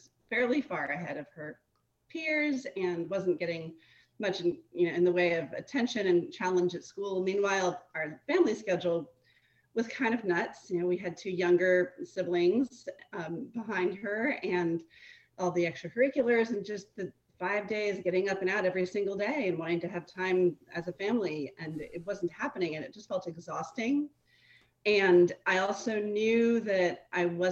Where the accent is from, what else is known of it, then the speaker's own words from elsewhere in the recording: East Coast, United States; moved away as an adult; now in Texas, United States; I'm not a Texan. I come from the East Coast